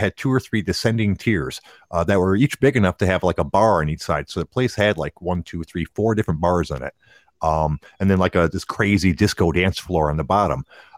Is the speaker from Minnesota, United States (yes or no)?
no; Detroit, Michigan, United States; Growing up in Detroit, there's a ton of them.